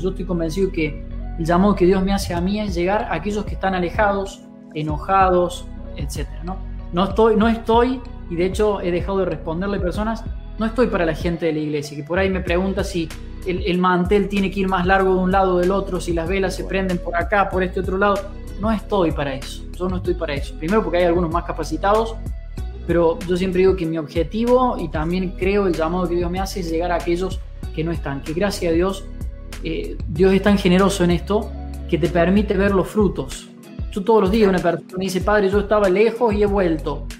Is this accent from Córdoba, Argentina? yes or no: yes; Río Cuarto, Córdoba, Argentina; now in Buchardo, Argentina; Yo soy cordobés, en realidad yo soy de Río Cuarto, de la ciudad de Río Cuarto, Córdoba